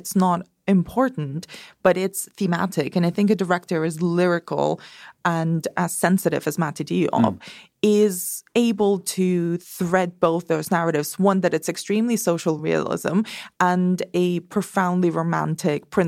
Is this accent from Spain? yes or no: yes; Spain; moved away; I grew up in Spain